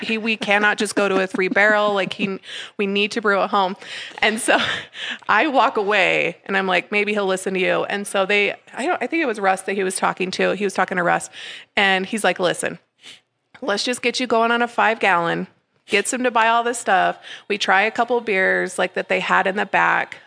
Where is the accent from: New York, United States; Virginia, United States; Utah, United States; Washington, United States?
Utah, United States; Parowan; also born or lived in St. George, Utah / Salt Lake City, Utah; I was born and raised in Parowan